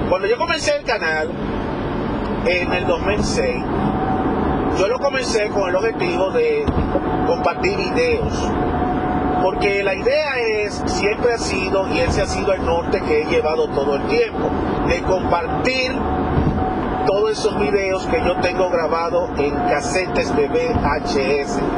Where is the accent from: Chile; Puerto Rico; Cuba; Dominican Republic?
Dominican Republic; Yo soy dominicano, por si muchos no lo saben, hasta esta altura de juego.